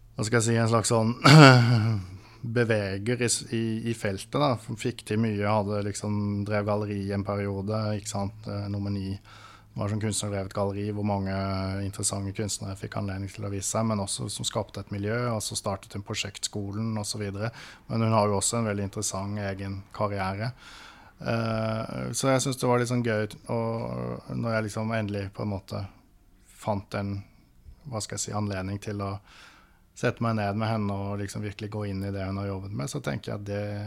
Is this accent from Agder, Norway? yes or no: yes; Birkeland, Agder, Norway; moved away; also born or lived in Oslo; Jeg er født og oppvokst på et lite tettsted som heter Birkeland. Ikke så langt fra Lillesand og Kristiansand.